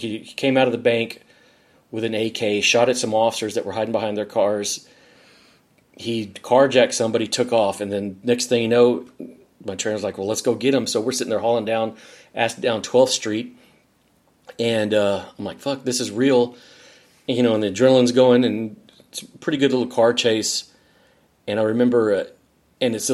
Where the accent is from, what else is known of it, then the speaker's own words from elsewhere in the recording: San Antonio, Texas, United States; now in Dallas, United States; where I grew up in San Antonio